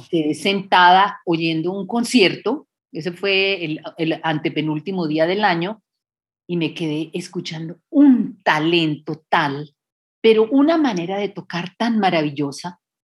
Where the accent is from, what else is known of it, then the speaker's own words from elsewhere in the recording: Colombia; moved away as an adult; also born or lived in United States / Bogotá, Colombia; mi formación integral es en Colombia